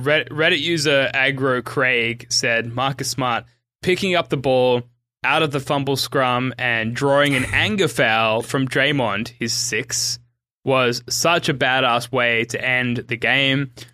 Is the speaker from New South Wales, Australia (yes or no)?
yes; Sydney, New South Wales, Australia; I'm from Sydney, Australia